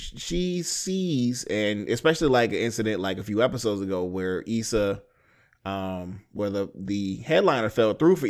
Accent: Houston, Texas, United States; I was born in Houston. Ricky and Shelby live there. That's where I'm from.

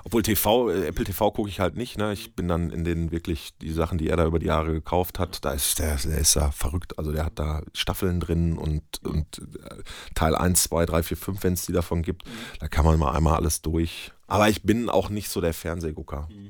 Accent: Bönen, North Rhine-Westphalia, Germany; also born or lived in Dortmund; Gebürtiger Dortmunder, aber ich komme aus Böhmen ja. und wohne da auch heute noch

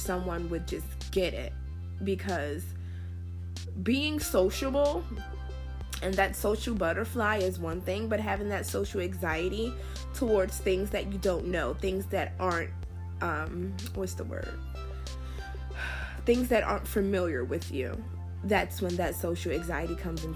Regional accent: Washington, District of Columbia, United States; moved away; also born or lived in Florida; my hometown of Washington, D.C.

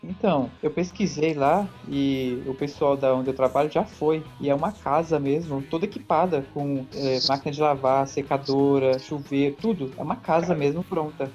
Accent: São Paulo, Brazil; eu sou de São Paulo

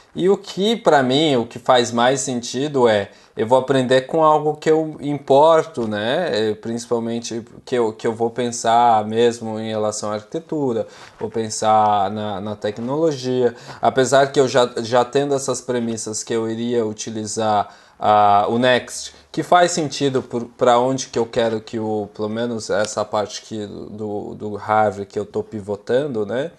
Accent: São Paulo, Brazil; moved away as an adult; now in Utrecht, Netherlands; eu sou originalmente de São Paulo e hoje eu estou morando aqui em Utrecht

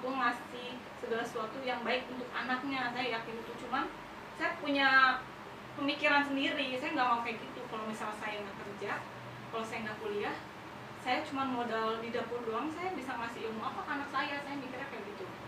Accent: Cibinong, West Java, Indonesia; Saya lahirnya di sini di Cibinong. Hmm. Anak Cibinong banget

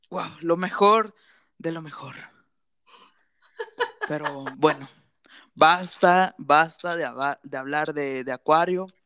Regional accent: Dubai, United Arab Emirates; born there; este, tengo 28 años, este, nací en Dubai.

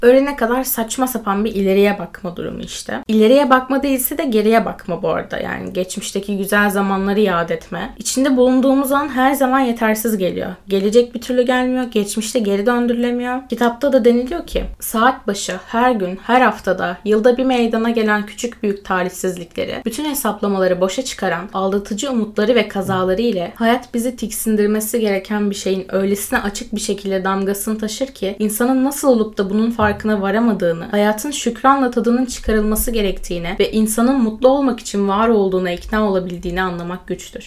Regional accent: Turkey

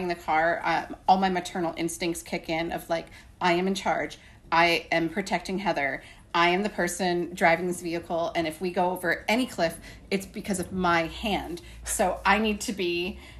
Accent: Pennsylvania, United States; moved away as an adult; also born or lived in New York City / Berkshires, Massachusetts; I'm an East Coast person. I grew up in Pennsylvania. I grew up in Appalachia. I grew up in the mountains

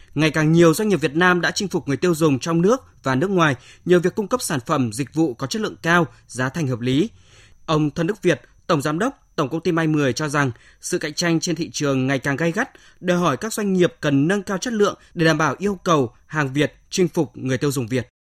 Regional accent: Vietnam; Chúng tôi là người Việt Nam

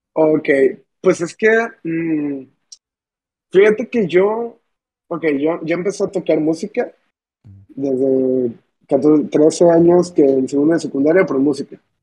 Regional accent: Manzanillo, Colima, Mexico; soy un de 19 años, vivo en Manzanillo, bueno, soy de Manzanillo

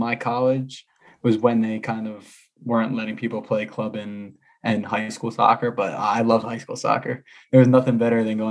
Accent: New Jersey, United States; New Jersey. Born and raised.

